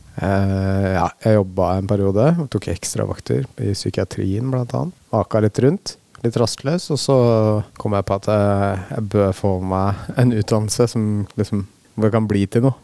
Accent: Oslo, Norway; moved away as an adult; now in Hokksund, Norway; jeg er fra Oslo opprinnelig

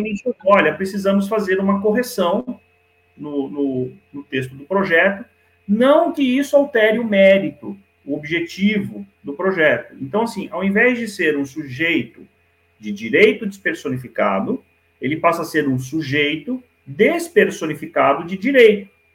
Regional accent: Niterói, Rio de Janeiro, Brazil; moved away; Eu morei durante bastante tempo no Rio de Janeiro, minha infância foi no Rio de Janeiro, em Niterói

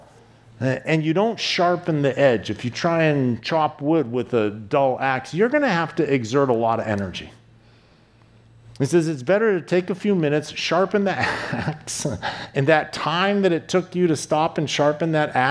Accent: East Coast, United States; moved away; I grew up on the East Coast, and the East Coast is known for being aggressive

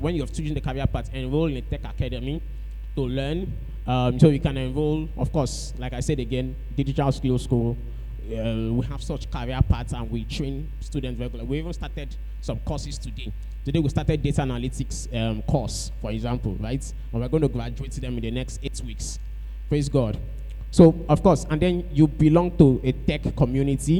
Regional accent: Calabar, Cross River, Nigeria; We grew up in Calabar together

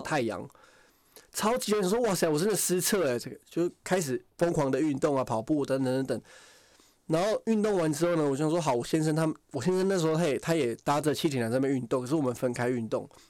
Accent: Taiwan; 我从台湾来

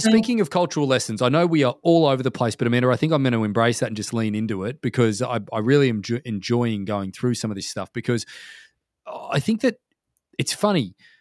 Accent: Australia; moved away as an adult; now in North America; when I was growing up in Australia

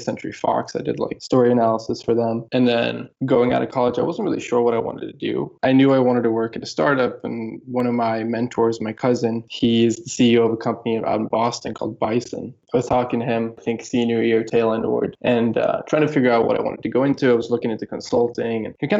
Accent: Gothenburg, Västra Götaland, Sweden; moved away as an adult; also born or lived in Los Angeles, California; I grew up in Sweden, a town called Gothenburg, Sweden

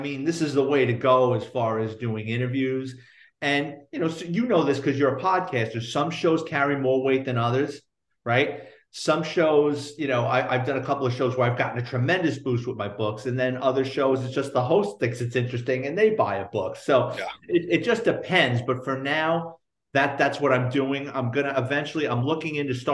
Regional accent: New York City, New York, United States; growing up in the Bronx in the 70s and 80s

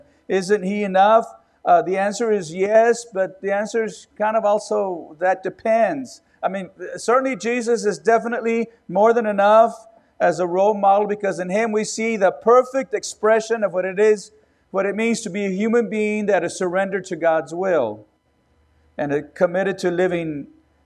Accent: Robstown, Texas, United States; also born or lived in California; I was born in Texas, and we went to California for a few months. And then we came back, and my dad was called to pastor a church in Robstown near Corpus Christi

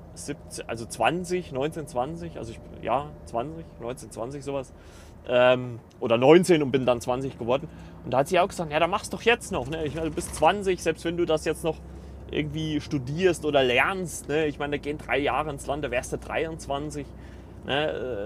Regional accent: Germany; now in Eisenach, Germany; bei uns in Deutschland

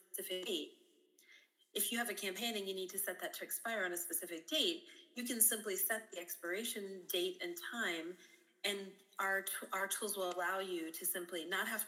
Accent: Mason City, Illinois, United States; I'm originally from Illinois, a very small rural town called Mason City, Illinois, in the United States

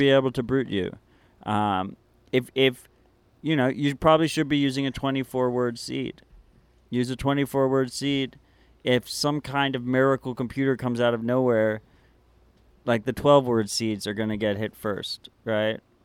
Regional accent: New York City, New York, United States; moved away; As a New Yorker

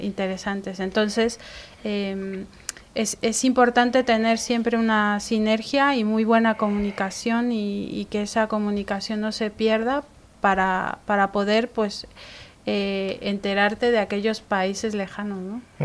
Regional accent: Mexico City, Mexico; now in Spain; yo soy de México

